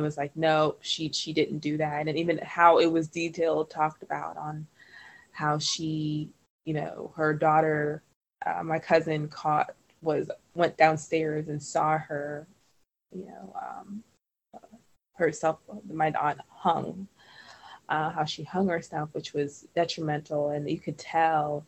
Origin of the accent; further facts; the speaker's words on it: Trinidad & Tobago; now in United States; We're from Trinidad and Tobago